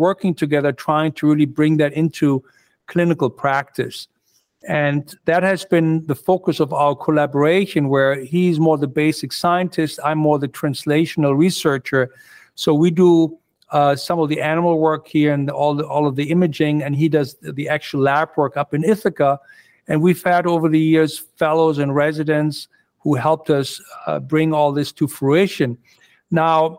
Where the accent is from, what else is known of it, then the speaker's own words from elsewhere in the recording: Germany; moved away as an adult; also born or lived in Pittsburgh, United States / Phoenix, Arizona, United States; now in New York, United States; I grew up in Germany. I went to medical school in Germany, came over here, did my training in the United States